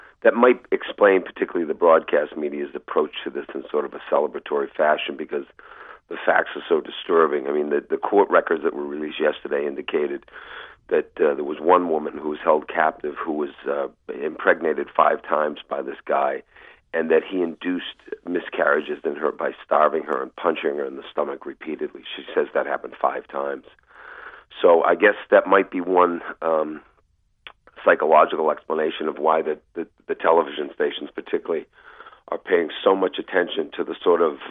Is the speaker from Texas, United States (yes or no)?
no; Malden, Massachusetts, United States; In my hometown, Malta, just north of Boston